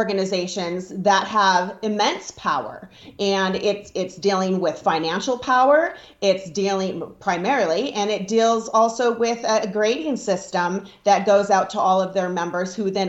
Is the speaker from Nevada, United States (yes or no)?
yes; Nevada, United States; I'm from Nevada